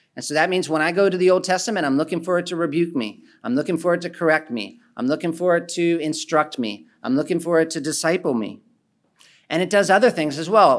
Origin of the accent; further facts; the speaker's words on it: Philadelphia, Pennsylvania, United States; the city I'm from, I'm from Philadelphia